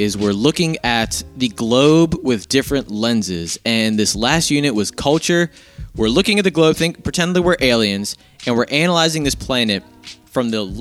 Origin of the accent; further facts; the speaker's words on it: United States; I'm an American